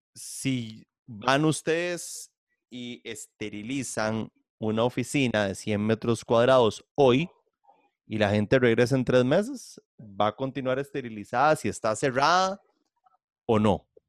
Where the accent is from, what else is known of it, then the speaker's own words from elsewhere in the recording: Costa Rica; moved away; Yo soy simplemente un costarricense que viene el extranjero